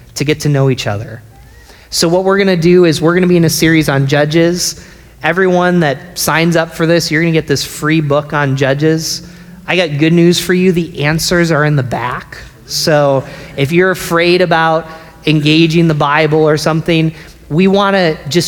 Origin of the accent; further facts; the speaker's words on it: Binghamton, New York, United States; moved away; also born or lived in Philadelphia; my hometown of Binghamton